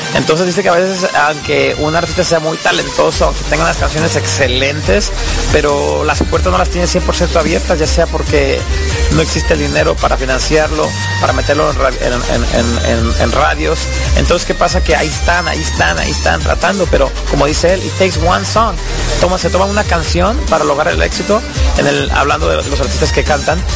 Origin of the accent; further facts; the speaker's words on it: Mexico; now in United States; Yo soy de México, tengo 20 años en Estados Unidos